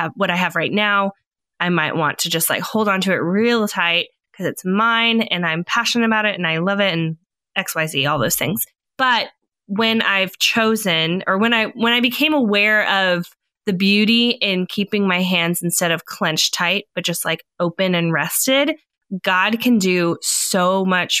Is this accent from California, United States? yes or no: yes; California, United States; moved away; I'm originally from California. We definitely say soda and shopping cart